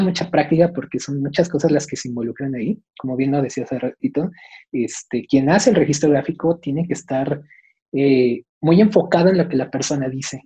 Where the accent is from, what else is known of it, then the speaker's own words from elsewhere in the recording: Mexico; soy mexicano